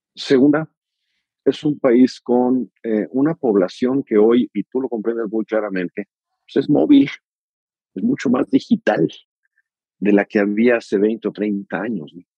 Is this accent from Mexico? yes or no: yes; Mexico; como orgullosamente mexicano